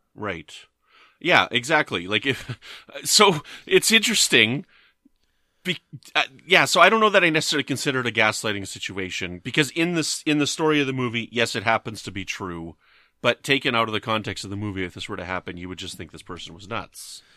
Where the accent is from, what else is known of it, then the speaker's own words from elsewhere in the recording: Canada; I'm from Canada